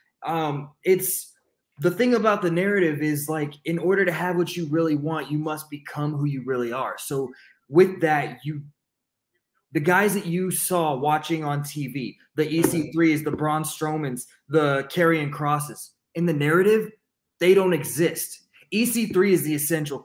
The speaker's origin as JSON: {"language": "English", "town": "Amarillo", "region": "Texas", "country": "United States", "tie": "born or raised there", "said": "in Amarillo, in my hometown"}